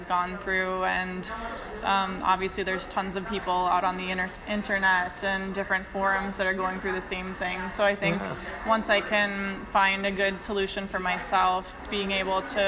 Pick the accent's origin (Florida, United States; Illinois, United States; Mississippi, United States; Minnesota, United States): Minnesota, United States; moved away as an adult; now in Sweden; I'm from Minnesota, but yeah, I live in Sweden